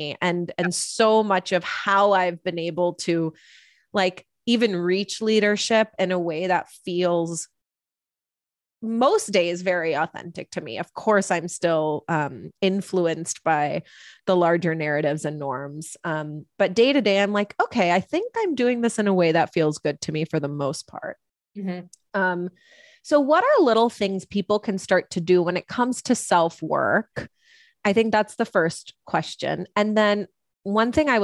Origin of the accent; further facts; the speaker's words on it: United States; I am an Indian woman. I was the first person in my family to ever be born in America